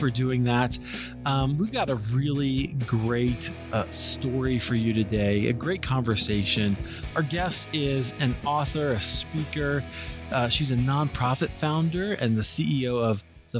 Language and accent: English; Des Moines, Iowa, United States; moved away; also born or lived in Chicago; I grew up in Des Moines, Iowa, and we also had a AAA baseball team